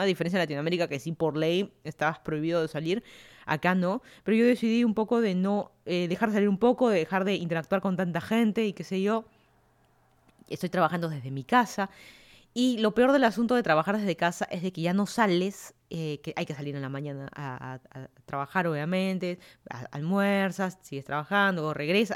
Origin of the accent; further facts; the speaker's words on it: Lima, Peru; moved away as an adult; also born or lived in Miami, United States; now in Fairfax County, Virginia, United States; yo soy de Lima, Perú. Me mudé a Estados Unidos hace más de tres años.